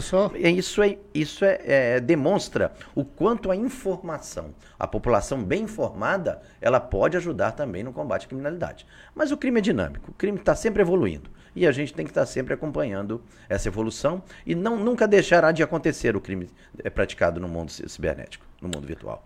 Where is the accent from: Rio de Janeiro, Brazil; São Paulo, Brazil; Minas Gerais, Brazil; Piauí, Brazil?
Minas Gerais, Brazil; Juiz de Fora; moved away as an adult; now in Acre, Brazil; Sou de Minas, Juiz de Fora, nascido lá